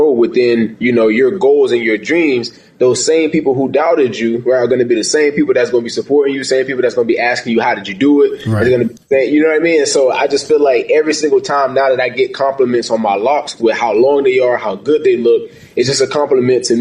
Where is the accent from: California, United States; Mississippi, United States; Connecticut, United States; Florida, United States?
Florida, United States; St. Augustine; moved away as an adult; also born or lived in New Hampshire; I'm from St. Augustine, Florida, born and raised, grew up as an athlete playing football